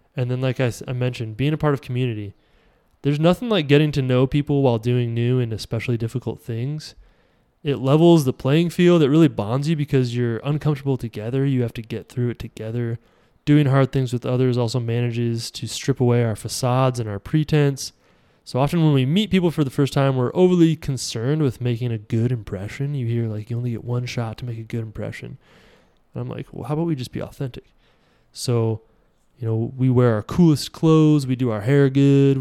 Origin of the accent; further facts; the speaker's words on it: Iowa, United States; I'm from Iowa